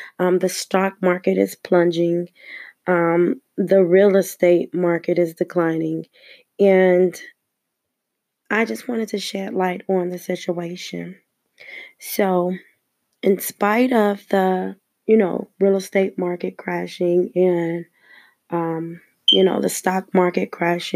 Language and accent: English; Los Angeles, California, United States; I was born and raised in Los Angeles, California